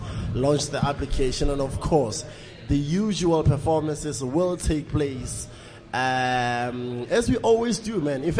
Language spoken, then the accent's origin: English; Botswana; I'm from Botswana